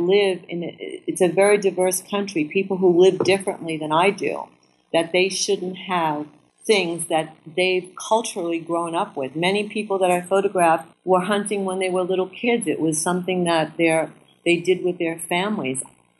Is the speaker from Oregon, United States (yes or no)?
no; New York City, New York, United States; Me, myself, I was born in Brooklyn, I grew up in New York City, lived here my whole life.